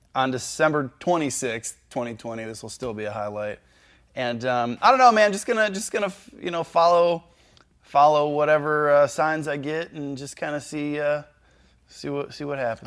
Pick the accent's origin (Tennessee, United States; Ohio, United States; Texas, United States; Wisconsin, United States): Ohio, United States; Cleveland; I was born in Cleveland